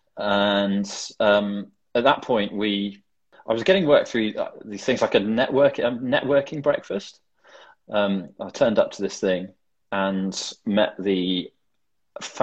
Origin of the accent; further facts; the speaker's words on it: the Cotswolds, South West England, United Kingdom; now in London, United Kingdom; I grew up in the Cotswolds in a tiny little village in the middle of nowhere